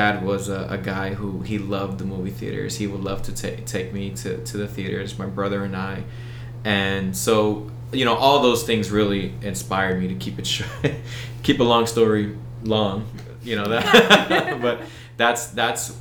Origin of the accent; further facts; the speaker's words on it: Bethlehem, Pennsylvania, United States; accent: American; I grew up in South Bethlehem. I'm a Southside boy